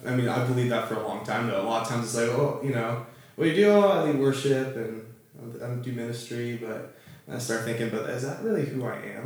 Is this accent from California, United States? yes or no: yes; Southern California, United States; I was raised here in Southern California.